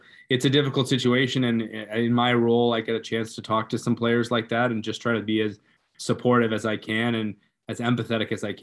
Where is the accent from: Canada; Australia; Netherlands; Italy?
Canada; now in United States; growing up in Canada, obviously, and now living in the US